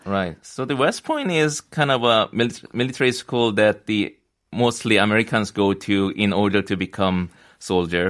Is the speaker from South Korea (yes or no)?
yes; South Korea; moved away as an adult; also born or lived in New York; I came back to Korea first time in around four five years